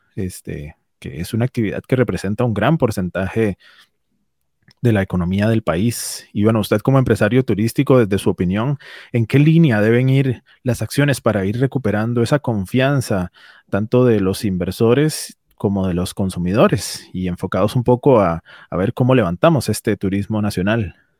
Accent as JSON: {"language": "Spanish", "country": "Costa Rica", "said": "nuestra propia realidad costarricense"}